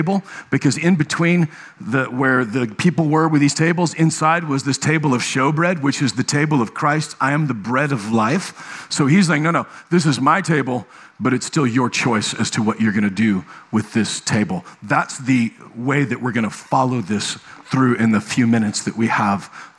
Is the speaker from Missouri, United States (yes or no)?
no; Nebraska, United States; moved away; I was raised in Nebraska